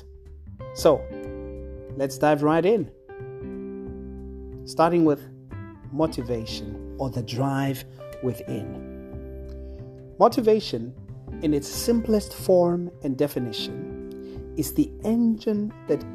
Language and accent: English; South Africa; South Africa, my home country